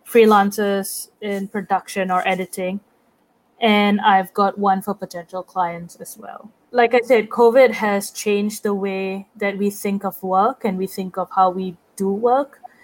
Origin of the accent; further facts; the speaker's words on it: Singapore; moved away as an adult; now in New York, United States; I'm from Singapore